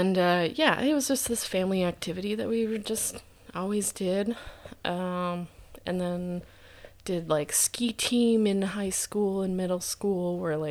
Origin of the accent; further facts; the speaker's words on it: Boyne City, Michigan, United States; also born or lived in Wixom, Michigan; I'm from Boyne. Well, yeah, I'm from Boyne. Originally from Wixom, Michigan.